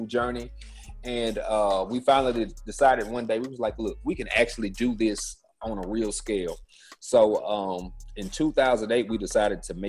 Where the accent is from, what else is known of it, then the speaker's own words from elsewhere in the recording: Shreveport, Louisiana, United States; I'm from Shreveport, Louisiana, born and raised. My parents are from here